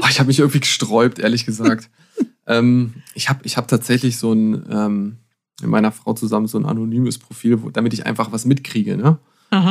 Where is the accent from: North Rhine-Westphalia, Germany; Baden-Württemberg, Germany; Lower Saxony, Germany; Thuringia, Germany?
Lower Saxony, Germany; Harz; now in Bavaria, Germany; ich bin im Harz aufgewachsen